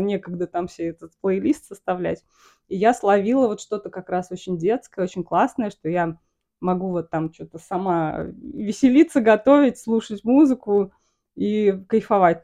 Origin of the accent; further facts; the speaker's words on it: Samara, Samara Oblast, Russia; moved away as an adult; also born or lived in Kauai, Hawaii; я из Самары